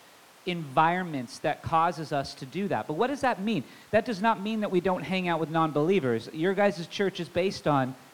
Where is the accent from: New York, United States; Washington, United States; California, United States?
Washington, United States; Tacoma; I didn't grow up in Federal Way. I grew up in Tacoma, so I do know this area pretty well